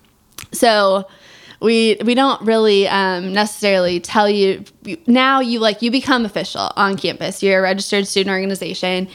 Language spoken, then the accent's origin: English; Missouri, United States; I'm from Missouri